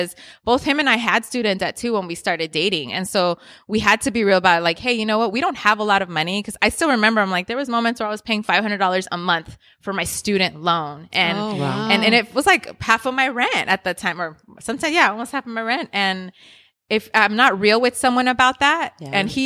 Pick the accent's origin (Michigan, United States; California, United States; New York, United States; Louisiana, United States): California, United States; Inglewood; I grew up in Inglewood